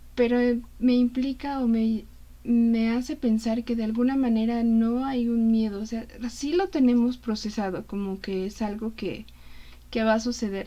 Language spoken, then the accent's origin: Spanish; Mexico; como mexicanos